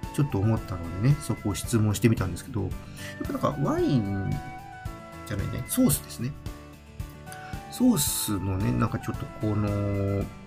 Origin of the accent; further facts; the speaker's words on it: Tokyo, Japan; also born or lived in Saitama; 私はね、ずっと東京で生まれて、まあ、東京で育って、まあ一時期ね、埼玉に住んでたこともありますけども、人生のほとんどがね、まあ、東京、まあ関東でずっといたわけで